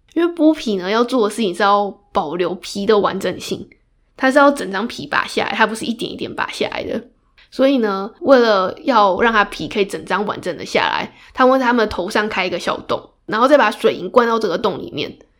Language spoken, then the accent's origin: Chinese; Taiwan; 我们台湾人熟知的国姓爷郑成功